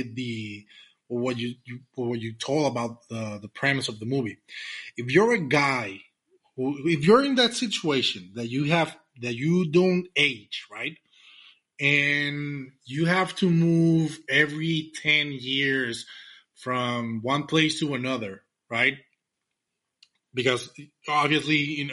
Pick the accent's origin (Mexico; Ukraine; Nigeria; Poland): Mexico; English is a second language; I'm from Mexico. I'm Latino. And sometimes my pronunciation might get in the way.